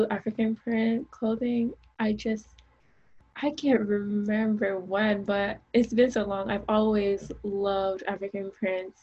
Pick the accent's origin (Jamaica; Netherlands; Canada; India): Jamaica; I grew up in Jamaica